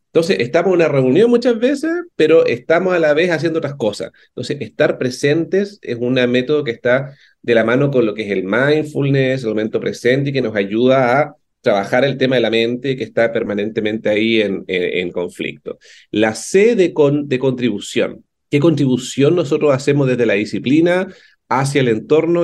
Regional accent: Concepción, Biobío, Chile; moved away as an adult; now in Santiago, Chile; yo soy de Conce, yo viví mis primeros 30 años en Conce, así que me vine a Santiago el 2010

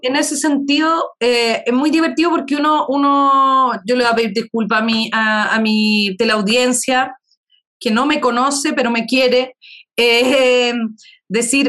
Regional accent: Chile; como una chilena decente

